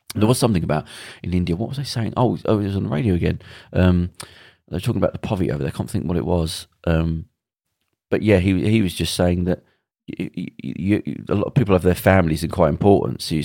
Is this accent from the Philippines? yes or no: no; Belfast, Northern Ireland, United Kingdom; when I grew up in Belfast, there were soldiers in, out, outside all the houses